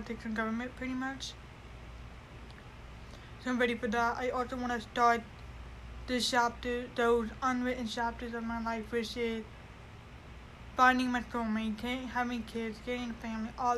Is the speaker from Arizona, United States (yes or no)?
yes; Mesa, Arizona, United States; also born or lived in Chandler, Arizona; I was born in Chandler, Arizona, raised in Mesa